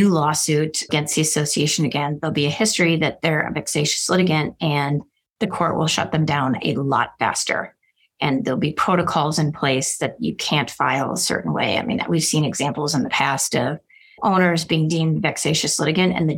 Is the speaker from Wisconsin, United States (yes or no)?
yes; Milwaukee, Wisconsin, United States; now in Arizona, United States; I'm from Milwaukee, Wisconsin